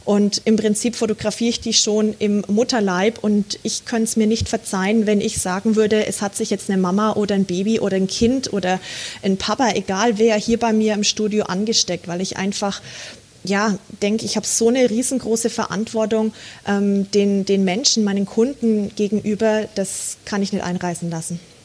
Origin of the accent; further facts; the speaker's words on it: Bad Windsheim, Bavaria, Germany; also born or lived in El Paso, United States; Ich, ich liebe meine Heimat, ich liebe Franken, ich mhm. liebe Bad Windsheim.